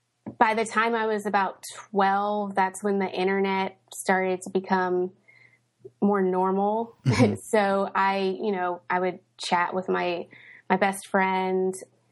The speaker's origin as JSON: {"language": "English", "town": "Knoxville", "region": "Tennessee", "country": "United States", "tie": "born or raised there", "also_born_or_lived": "Indianapolis / St. Louis / Cincinnati", "said": "I was born in Indianapolis. We moved to St. Louis and lived there for a few years while I was a kid. Lived in Cincinnati for a few years. I spent most of my childhood in Knoxville, Tennessee."}